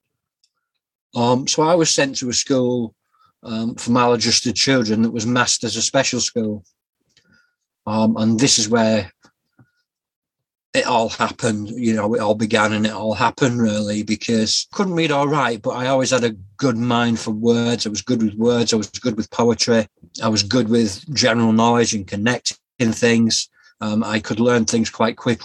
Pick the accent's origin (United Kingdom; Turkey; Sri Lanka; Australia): United Kingdom; Yorkshire and the Humber; also born or lived in Scotland; I was born in Scotland in 1977, raised in a place called Yorkshire, a county called Yorkshire in England, and I grew up through the 80s and 90s